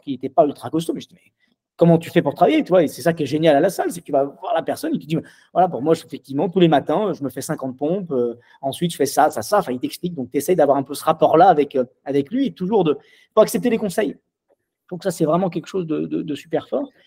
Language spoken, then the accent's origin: French; Lyon, Auvergne-Rhône-Alpes, France; je suis lyonnais